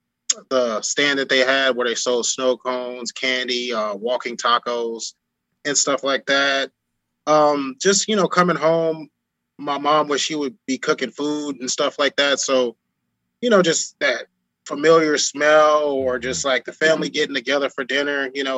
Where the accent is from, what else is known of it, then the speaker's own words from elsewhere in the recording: Chicago, Illinois, United States; also born or lived in Rochester, New York / Miami; I've lived in Rochester, New York, and lived in Miami for this, and I'm from Chicago. I go back and visit.